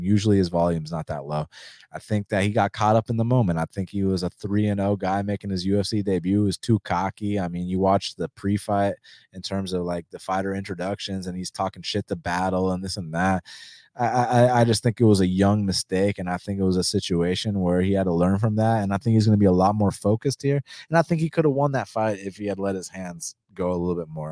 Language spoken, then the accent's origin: English; United States; first language Spanish; English is a second language; I was born in the States.